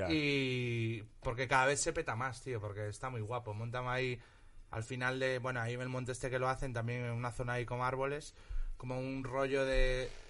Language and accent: Spanish; Galicia, Spain; En Galicia hay varios. Había uno que ya no existe, se llama V de Balarés, que era cerca de mi pueblo.